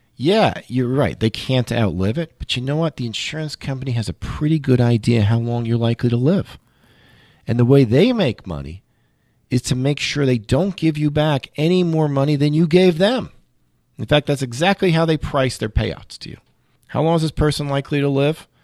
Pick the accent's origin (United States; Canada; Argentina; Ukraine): United States; New York City, New York; I grew up in Queens, which is one of the five boroughs of New York City.